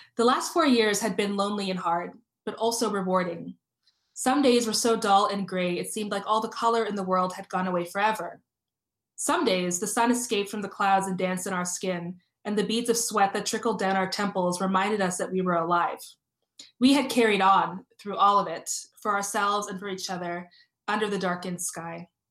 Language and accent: English; Toronto, Ontario, Canada; I grew up in Toronto. I grew up, uh, I uh, went to school in North York.